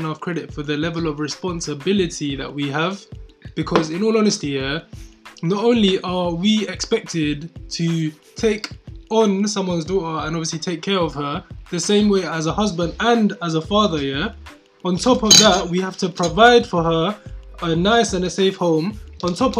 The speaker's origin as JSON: {"language": "English", "region": "London", "country": "United Kingdom", "tie": "born or raised there", "said": "us as like ethnic minorities growing up in London"}